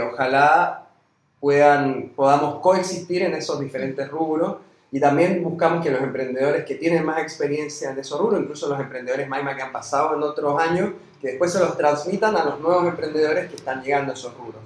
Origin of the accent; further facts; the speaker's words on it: Chile; moved away as an adult; now in Argentina; yo soy chileno, llegué hace cinco años y medio, seis, acá en Argentina